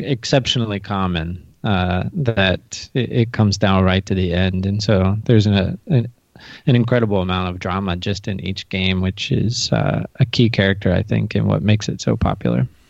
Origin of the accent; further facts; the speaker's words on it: United States; as an American watcher